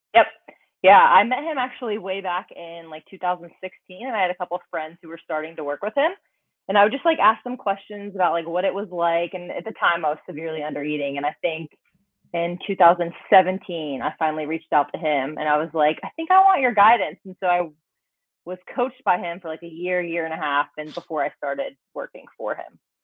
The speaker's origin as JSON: {"language": "English", "region": "North Carolina", "country": "United States", "tie": "born or raised there", "also_born_or_lived": "Calgary, Alberta, Canada", "moved": "as an adult", "lives_now": "Austin, United States", "said": "I was born in North Carolina and then grew up there, trained there, and then I decided to move to Calgary."}